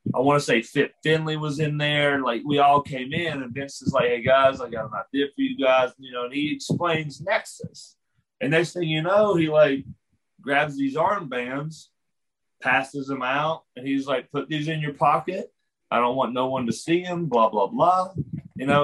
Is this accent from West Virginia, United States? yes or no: yes; West Virginia, United States; I'm from West Virginia